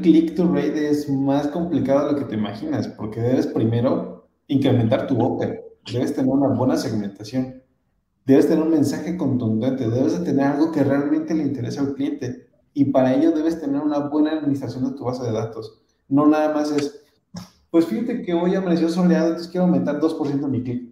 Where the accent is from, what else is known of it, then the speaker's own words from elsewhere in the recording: Mexico City, Mexico; yo que soy de la Ciudad de México